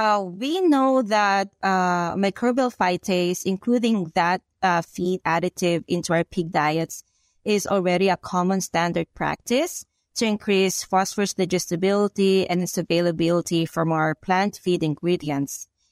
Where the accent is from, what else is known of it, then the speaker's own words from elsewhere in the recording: Philippines; moved away as an adult; now in United States; I'm from the Philippines. So I did my bachelor's and my master's degree in animal science in the Philippines. And 2016, I moved here in the United States to pursue PhD here in University of Illinois.